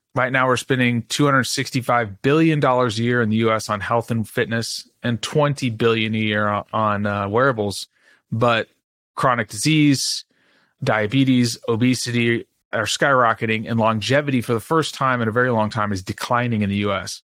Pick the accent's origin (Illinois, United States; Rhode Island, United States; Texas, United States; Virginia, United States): Texas, United States; Dallas; I grew up in Dallas, Texas